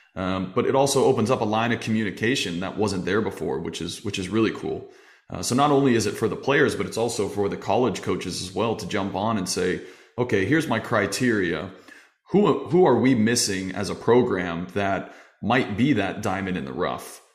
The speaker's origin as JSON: {"language": "English", "region": "Arizona", "country": "United States", "tie": "born or raised there", "said": "growing up in Arizona, we had a small league"}